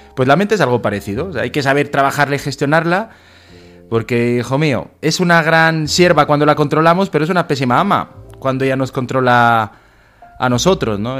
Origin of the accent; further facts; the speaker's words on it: Soria, Castile and León, Spain; ser un poquito profeta en mi tierra